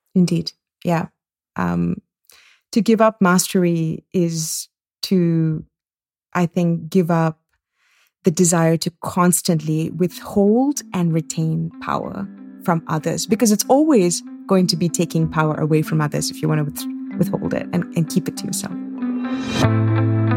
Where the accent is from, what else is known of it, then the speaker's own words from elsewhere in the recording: India; moved away; also born or lived in Singapore / United States; I grew up in India and in Singapore